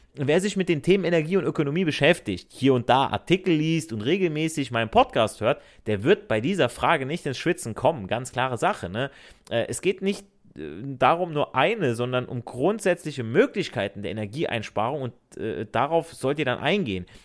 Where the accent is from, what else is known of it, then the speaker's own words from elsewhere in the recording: Hesse, Germany; accent: Hessisch; Ich rede ja auch im Akzent mit meinem Hessisch